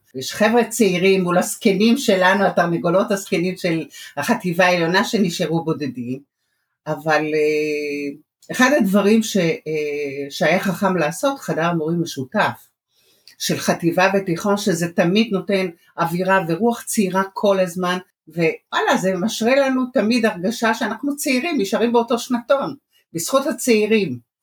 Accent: Jerusalem, Jerusalem District, Israel; moved away as an adult; also born or lived in Iran; now in Bat Yam, Israel; אני ירושלמית במקור, התחתנתי ועברתי לבת ים.

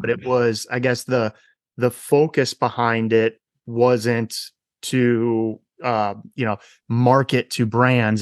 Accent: Wisconsin, United States; my home state of Wisconsin

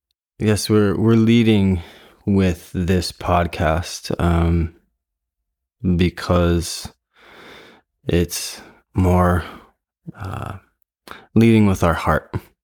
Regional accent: Fairfield, Iowa, United States; We are here in the home that I grew up in the Midwest, in Fairfield, Iowa.

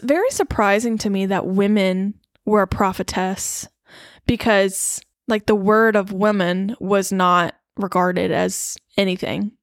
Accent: United States; As an American citizen

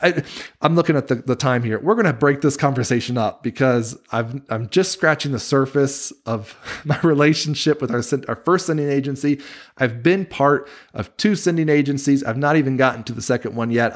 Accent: Wilmington, North Carolina, United States; moved away as an adult; now in Utah, United States; that church where I grew up in Wilmington, North Carolina

